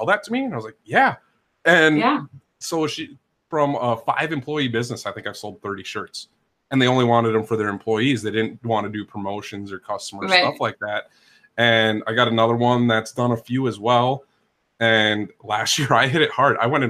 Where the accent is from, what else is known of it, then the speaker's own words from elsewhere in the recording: Minnesota, United States; now in Northern Kentucky, United States; I'm originally from Minnesota. Kentucky never gets cold to me